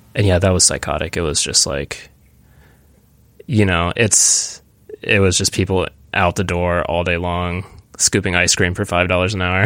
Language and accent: English; Williamsburg, Virginia, United States; moved away as an adult; also born or lived in New York / Los Angeles; in the same town where I grew up, in Williamsburg